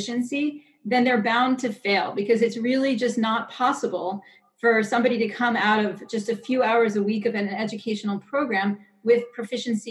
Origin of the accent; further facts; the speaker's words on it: United States; we as American Jews